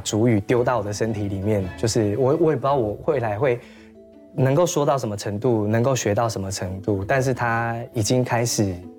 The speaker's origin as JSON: {"language": "Chinese", "area": "Chulu", "region": "Taitung County", "country": "Taiwan", "tie": "born or raised there", "said": "我小的时候在出路跟我外婆住的时候"}